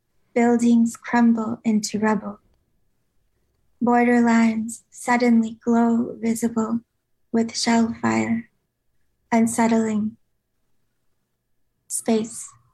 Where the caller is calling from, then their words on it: San Francisco, California, United States; San Francisco.